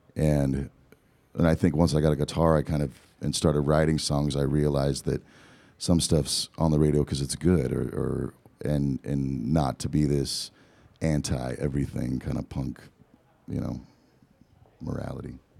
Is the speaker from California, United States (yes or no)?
yes; Southern California, United States; also born or lived in Eugene, Oregon; I was born in Eugene, Oregon, and then moved to Southern California